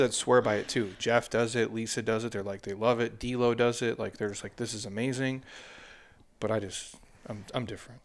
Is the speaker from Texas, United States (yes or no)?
no; Minnesota, United States; moved away; I grew up in Minnesota